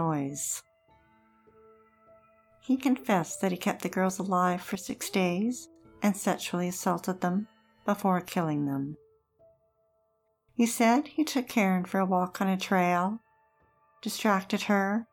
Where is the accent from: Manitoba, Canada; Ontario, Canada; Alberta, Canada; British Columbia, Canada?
British Columbia, Canada; Kelowna; Growing up in Kelowna